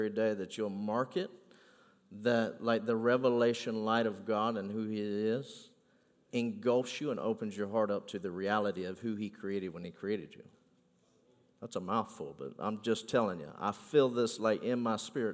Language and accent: English; United States; I am from Polk County now